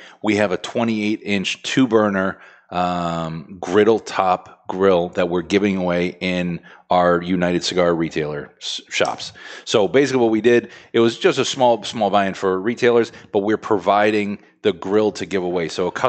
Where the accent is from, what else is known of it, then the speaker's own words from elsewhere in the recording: France; English is a second language; Bread. I'm French.